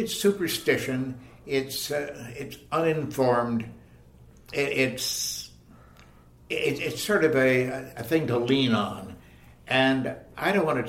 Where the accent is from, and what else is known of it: Leaside, Ontario, Canada; born or raised there